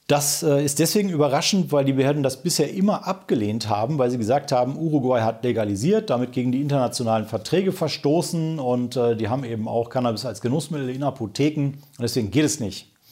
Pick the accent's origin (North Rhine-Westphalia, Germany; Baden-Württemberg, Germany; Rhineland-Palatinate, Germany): North Rhine-Westphalia, Germany; Remscheid; In Remscheid, meiner Heimatstadt, gibt es einen Infostand der DAV-Ortsgruppe Bergischland am 1. Mai.